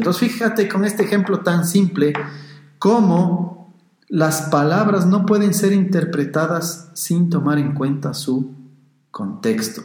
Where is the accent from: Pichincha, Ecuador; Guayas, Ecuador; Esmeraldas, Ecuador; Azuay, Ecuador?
Pichincha, Ecuador; Quito; los que somos de Quito y también aficionados al fútbol